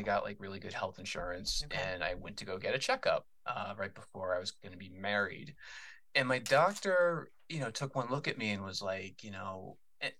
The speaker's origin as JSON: {"language": "English", "region": "Massachusetts", "country": "United States", "said": "I'm from Massachusetts"}